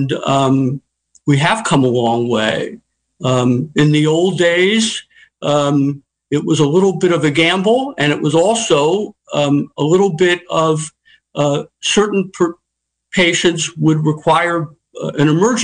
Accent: New York City, New York, United States; moved away as an adult; also born or lived in Philadelphia / Chicago; now in Sonoma County, United States; I was born and raised and educated in New York City

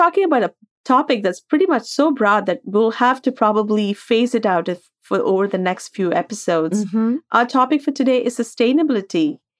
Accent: India; moved away as an adult; now in New York City, United States; growing up in India and moving abroad in our 20s.

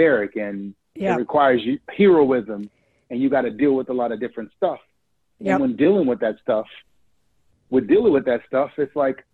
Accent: New Orleans, Louisiana, United States; So I'm from New Orleans, Louisiana. Grew up in two rough parts of town, born and raised in the Third Ward

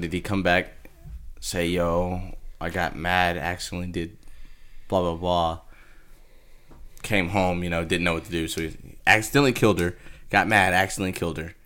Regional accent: Texas, United States; I'm from Texas

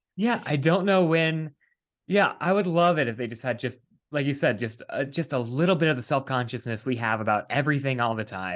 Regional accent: West Virginia, United States; moved away; we're both East Coast people originally. Um, I, I'm from West Virginia

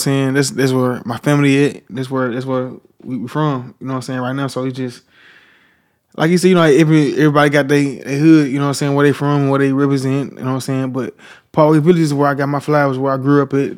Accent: Memphis, Tennessee, United States; I'm from Parkway Village

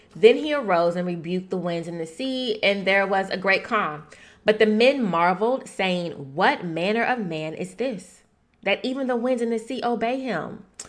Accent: Shreveport, Louisiana, United States; moved away; my hometown, Shreveport, Louisiana

